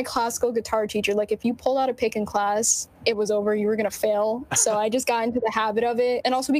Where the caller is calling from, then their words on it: New Jersey, United States; We're all in different areas of Central Jersey